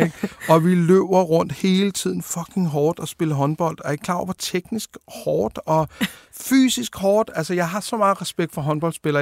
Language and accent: Danish; Denmark; Født ude ved Tornby